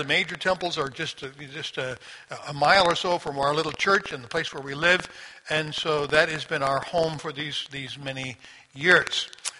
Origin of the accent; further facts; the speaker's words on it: Sri Lanka; as I was growing up in Sri Lanka, Trinity was a part of the support network of my parents.